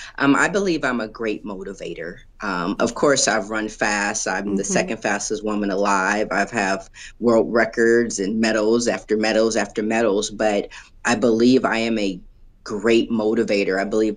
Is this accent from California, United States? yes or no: yes; Los Angeles, California, United States; now in Springfield, United States; Los Angeles, California.